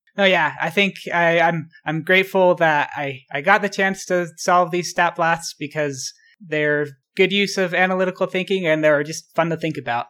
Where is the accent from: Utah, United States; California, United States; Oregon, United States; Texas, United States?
Utah, United States; also born or lived in Baltimore / Boston; I spent most of my life in Utah. I, I was born in Baltimore, moved to Boston when I was young, and then moved to Utah when I was about six years old, and I've lived here ever since